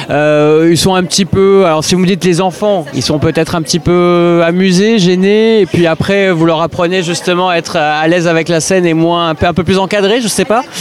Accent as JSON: {"language": "French", "country": "Benin", "moved": "yes", "lives_now": "Nîmes, France", "said": "Je suis originaire du Bénin."}